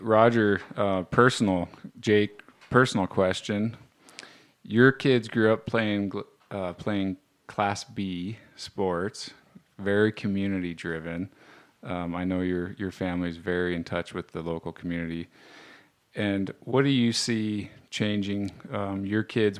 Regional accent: Roberts, Montana, United States; me growing up in Roberts, Bob, Montana, um, in the 80s or 70s

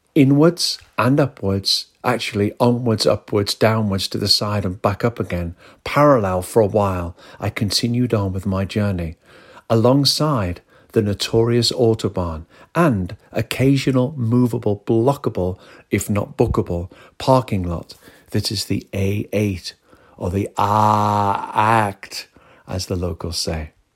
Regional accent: northwest of the UK, North West England, United Kingdom; We are both from the northwest of the U K.

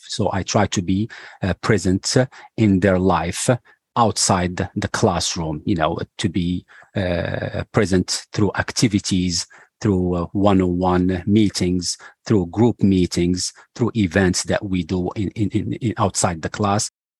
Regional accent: Casablanca, Casablanca-Settat, Morocco; English is a second language; moved away as an adult; now in United States; I'm originally from Morocco. I was born and raised in the city of Casablanca in Morocco. And I came to the U.S. in 1999 with the hope of continuing my graduate studies.

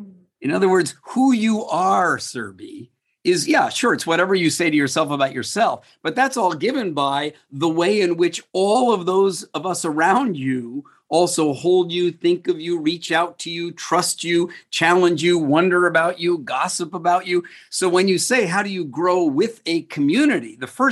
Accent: United States; moved away as an adult; now in Singapore; When I came to Singapore from the United States 31 years ago to work on a project

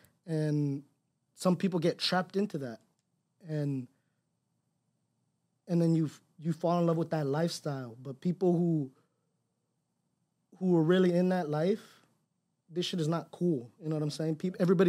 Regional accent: Los Angeles, California, United States; moved away; It's hard because I came from Cali. I was born in Los Angeles. So I came over here. I only had my immediate family.

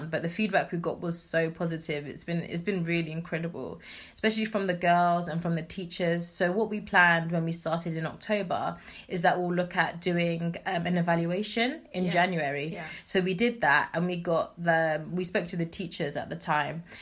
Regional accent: Kumasi, Ashanti, Ghana; because of course, you know, I'm originally from Kumasi. I'm from a place called Suame

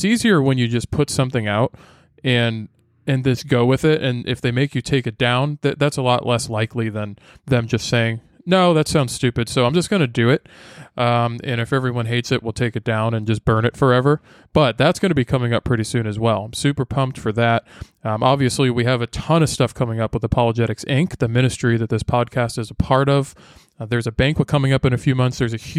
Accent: Massachusetts, United States; I grew up north in Massachusetts, and it was always like in the winter, it would get to negative.

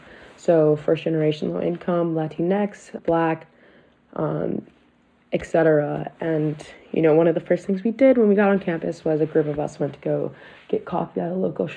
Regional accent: Baltimore, Maryland, United States; I was born in Baltimore and raised here.

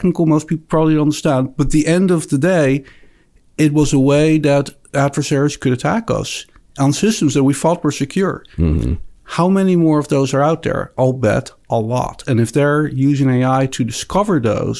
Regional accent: Netherlands; accent: Dutch; moved away; I actually grew up in the Netherlands.

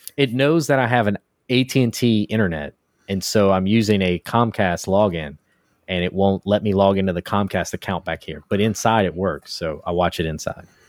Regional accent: United States; now in Houston, United States; I'm from America. Uh, I'm in Texas, in Houston

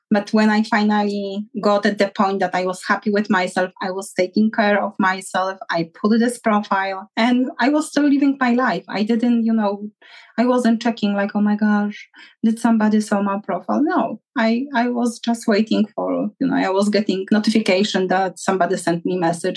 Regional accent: Poland; moved away; I'm from Poland

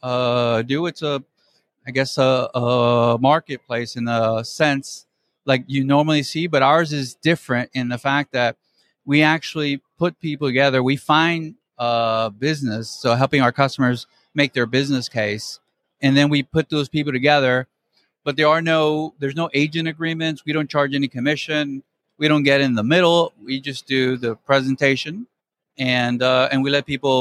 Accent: McAllen, Texas, United States; I'm from McAllen, born and raised

